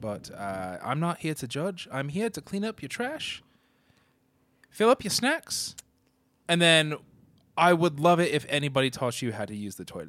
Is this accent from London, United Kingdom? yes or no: yes; London, United Kingdom; I'm from South London